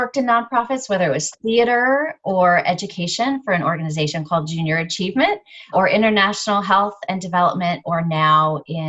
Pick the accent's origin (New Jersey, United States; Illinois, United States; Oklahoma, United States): Illinois, United States; Charleston; also born or lived in Littleton, Colorado / Knoxville, Illinois; I'm originally from Illinois, Charleston, Illinois. Little rural town, that's where my parents grew up, but we moved all across the country.